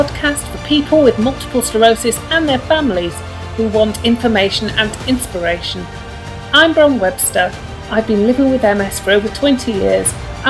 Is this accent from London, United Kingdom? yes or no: no; Yorkshire and the Humber, United Kingdom; accent: Yorkshire; you can expect the occasional slip back into my Yorkshire accent.